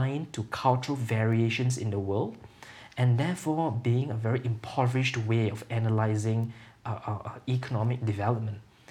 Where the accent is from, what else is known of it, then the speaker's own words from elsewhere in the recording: Singapore; I come from Singapore